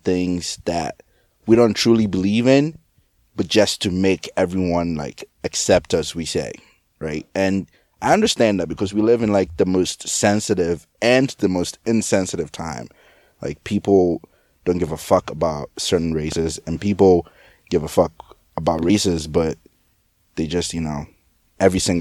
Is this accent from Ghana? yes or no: yes; Ghana; I'm not American, like, I'm Ghanaian